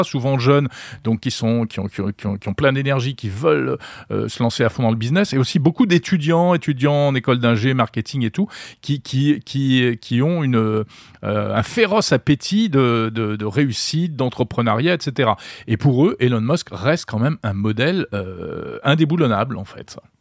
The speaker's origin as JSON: {"language": "French", "country": "France", "said": "chez nous en France"}